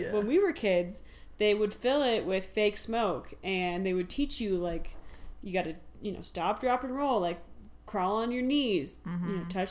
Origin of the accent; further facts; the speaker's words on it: Summit Cove, Colorado, United States; growing up in Summit Cove